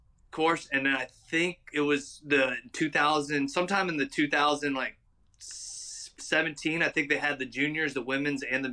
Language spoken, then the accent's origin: English; West End, North Carolina, United States; moved away as an adult; also born or lived in Illinois; now in Louisiana, United States; I'm originally from North Carolina, a little small town called West End